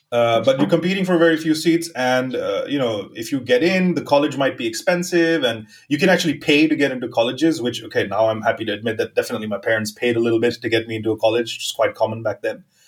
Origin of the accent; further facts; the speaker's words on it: Mumbai, Maharashtra, India; moved away as an adult; also born or lived in northwestern India (village of birth) / Helsinki / New York / South America; I was born in a small village uh, in the north, northwestern region of India, and uh, but I was raised in Mumbai, like all my life uh, till I was 21